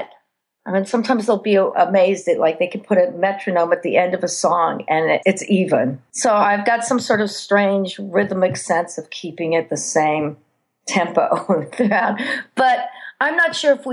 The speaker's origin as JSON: {"language": "English", "region": "Colorado", "country": "United States", "also_born_or_lived": "New York City", "moved": "yes", "said": "I'm from Colorado"}